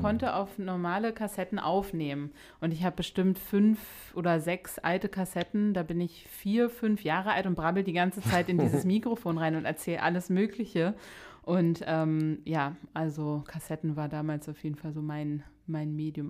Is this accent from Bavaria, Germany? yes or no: no; Berlin, Germany; wir sprechen hier gerade Berliner zu Berliner